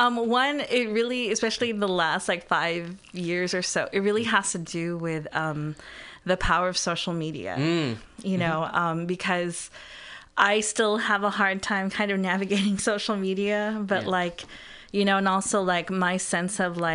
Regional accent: Philippines; being, you know, as a Filipina, you know, like, knowing how people talk

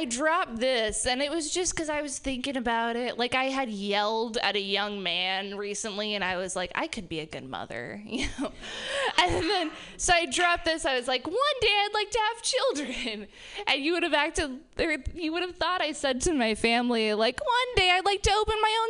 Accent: Reno, Nevada, United States; We're all from Reno.

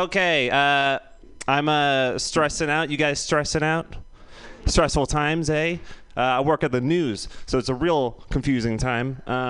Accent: San Francisco, California, United States; you're just like, I'm from San Francisco.

